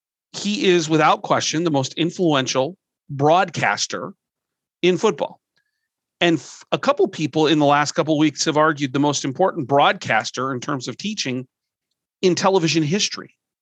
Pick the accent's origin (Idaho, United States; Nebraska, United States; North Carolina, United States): Nebraska, United States; I'm from Nebraska, live in Nebraska